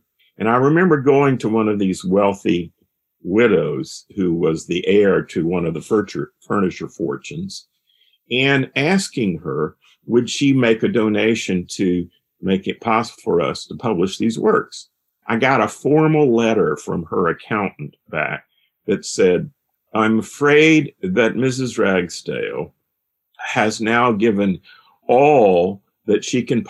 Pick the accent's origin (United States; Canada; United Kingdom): United States; High Point, North Carolina; I grew up in High Point, North Carolina